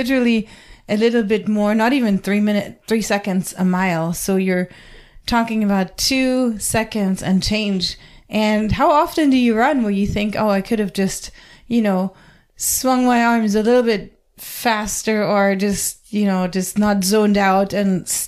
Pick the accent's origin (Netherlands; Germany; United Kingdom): Germany; moved away; my home country, Germany